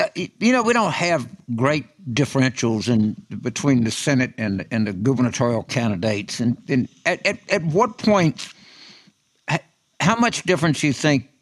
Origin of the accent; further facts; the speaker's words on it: New Orleans, Louisiana, United States; my home state of, of, New Orleans